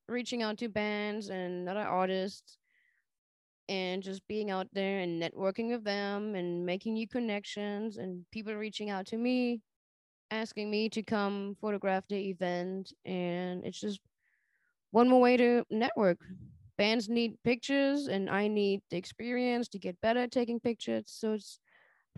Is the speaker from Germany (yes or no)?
yes; Germany; now in Charlotte, United States; growing up in Germany